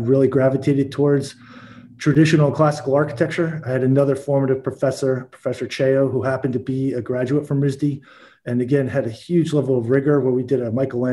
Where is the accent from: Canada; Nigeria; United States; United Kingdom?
United States; Buffalo, New York; also born or lived in Syracuse, New York; When I moved school districts from Syracuse, New York to Buffalo, New York